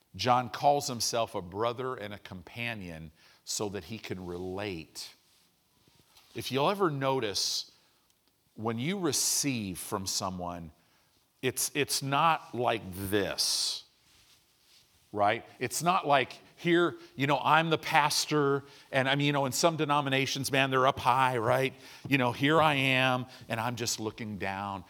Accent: United States; we're American Christians.

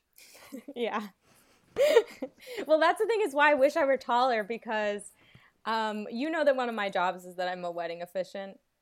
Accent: Atlanta, Georgia, United States; moved away; I'm from Atlanta

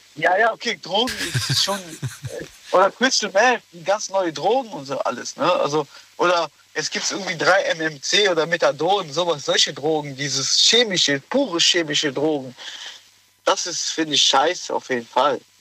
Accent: Germany; also born or lived in Morocco; ich komme aus Marokko, also ich, ich bin gebürtig Marokko, hier geboren, aber in ja. Deutschland.

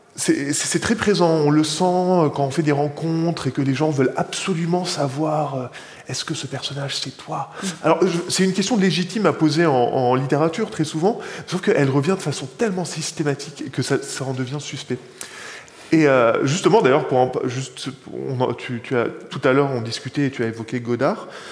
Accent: Bethlehem, West Bank, Palestine; chez moi à Bethléem

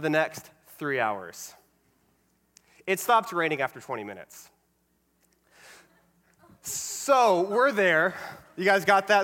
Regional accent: Alvin, Texas, United States; moved away as an adult; now in Florida, United States; I grew up in a small town called Alvin, which is a little south of Houston

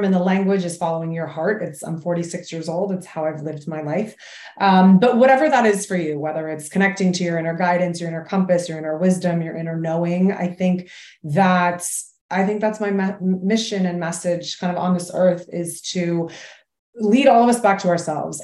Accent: Massachusetts, United States; now in New York City, United States; I grew up in Massachusetts. I currently live in New York City

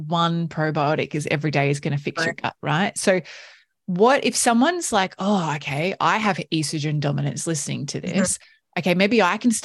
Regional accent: Australia; we're like Aussie, like growing up Aussie adults

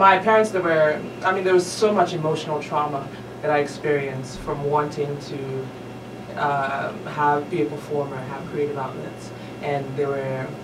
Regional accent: Lagos, Nigeria; I was born in Lagos

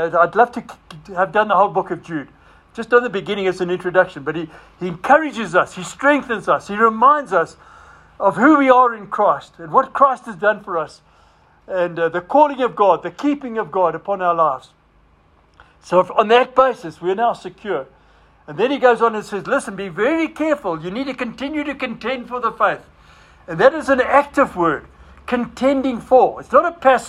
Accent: Zimbabwe; moved away; I was a Roynick from Rhodesia

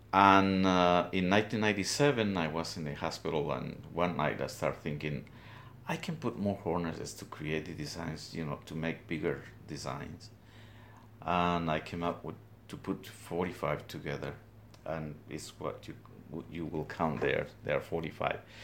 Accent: Guatemala highlands, Guatemala; moved away as an adult; now in Trenton, United States; I'm originally from Guatemala, from the highlands

